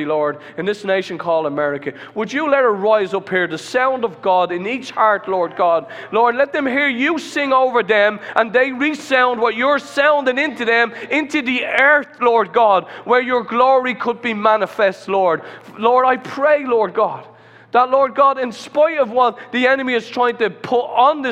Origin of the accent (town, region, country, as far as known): Ireland